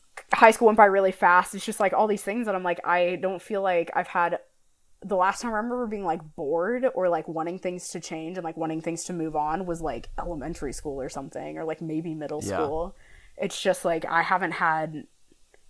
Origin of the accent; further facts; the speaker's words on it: St. Louis, Missouri, United States; moved away as an adult; also born or lived in Lawrence, Kansas; we're both from St. Louis